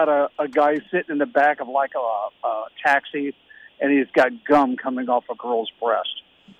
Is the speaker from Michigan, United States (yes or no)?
no; South End, Ohio, United States; I grew up in the South End, man.